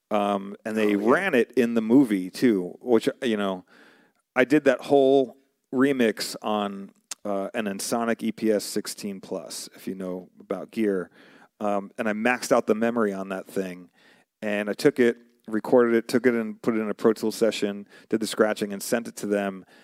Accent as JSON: {"language": "English", "region": "New York", "country": "United States", "also_born_or_lived": "Arizona", "said": "So I, originally, I'm from New York. Before I moved to Arizona, I was in New York"}